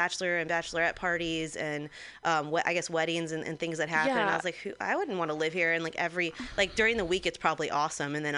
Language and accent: English; Santa Clarita, California, United States; My hometown, I'm from Santa Clarita, outside